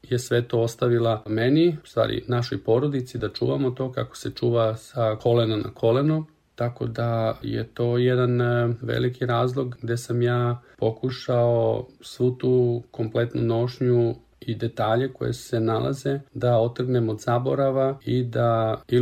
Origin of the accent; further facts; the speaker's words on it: Kobišnica, Southern and Eastern Serbia, Serbia; moved away as an adult; also born or lived in Zaječar; now in Switzerland; rođen sam 1977. godine u Zaječaru. Celo svoje detinjstvo sam proveo u Kobišnici, u jednom selu u Negotinskoj krajini.